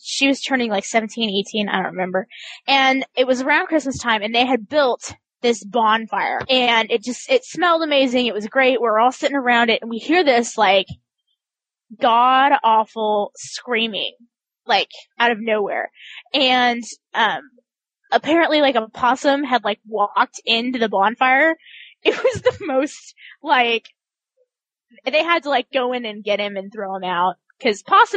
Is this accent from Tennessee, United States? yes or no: no; Kansas, United States; I'm from Kansas.